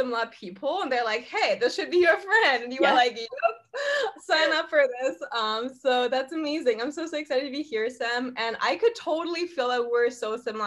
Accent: Germany; moved away as an adult; now in Bali, Indonesia; I'm from Germany, for everyone who doesn't know. So I'm originally from there. I lived there, grew up there, went to school there, university

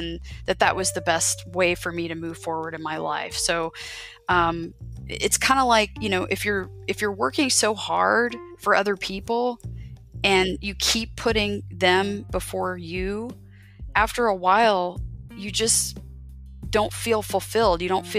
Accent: Biloxi, Mississippi, United States; born there; Right. Well, interestingly enough, I am a military child. I was born on Keesler Air Force Base in Biloxi, Mississippi.

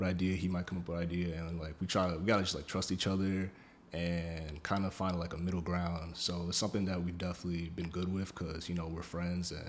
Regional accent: New York, United States; I'm from New York

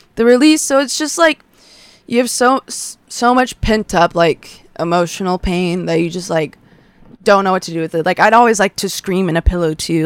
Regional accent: Westlake, United States; I grew up in Westlake, Westlake schools

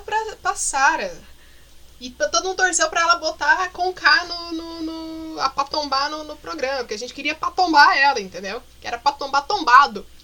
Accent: Curitiba, Paraná, Brazil

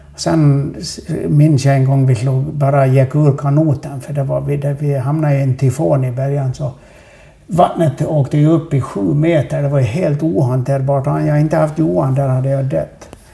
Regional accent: Sweden; vi är ju från Sverige

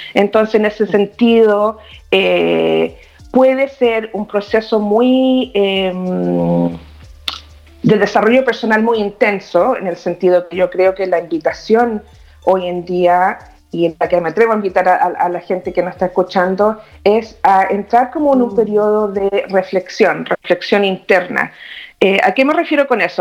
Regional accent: Chile; moved away as an adult; now in Toronto, Canada; vivo en Toronto, Canadá. Eh, nací en Chile, viví muchos años allá

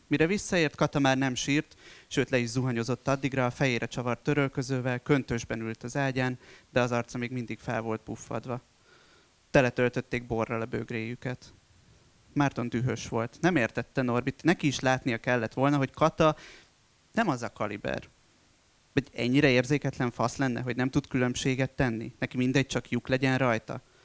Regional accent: a town near Esztergom, Komárom-Esztergom, Hungary; moved away; also born or lived in Budapest; jellegében falu a mai napig, ugye Esztergom mellett. És hát én ebben nőttem föl

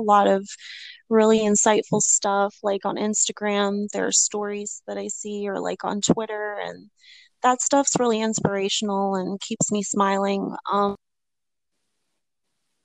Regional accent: East Coast, United States; I'm from the United States, East Coast

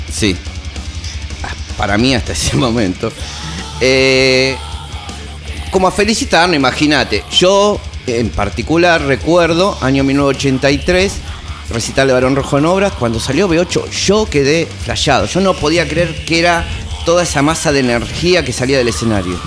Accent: Lomas de Zamora, Buenos Aires Province, Argentina; also born or lived in Caballito, Buenos Aires; yo nací acá en Caballito, acá no. Pero bueno, ya de muy chico, a los nueve años, ya me fui para

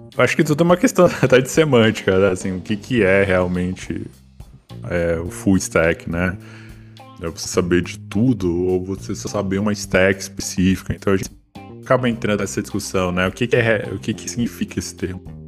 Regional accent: Brazil; a gente como brasileiro

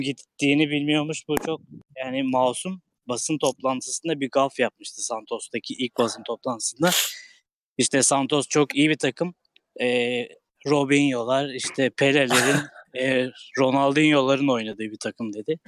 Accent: Istanbul, Turkey; ben Kasımpaşalı olarak

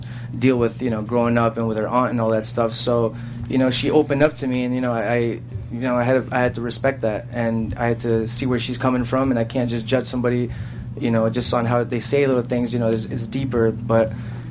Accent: East Coast, United States; I'm from the East Coast

